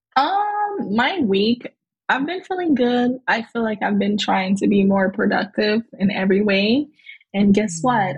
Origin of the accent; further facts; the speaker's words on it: Haiti; accent: Haitian; my Haitian accent